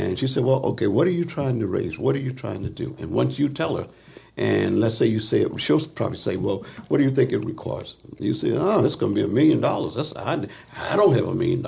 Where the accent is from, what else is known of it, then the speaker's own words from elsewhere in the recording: Philadelphia, Pennsylvania, United States; moved away; I was raised part of my life in Philadelphia